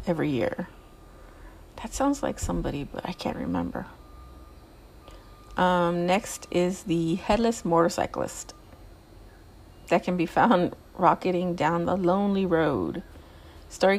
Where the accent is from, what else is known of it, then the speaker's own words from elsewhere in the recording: Southern California, United States; I'm from California. I'm from Southern California. I'm not from Northern California.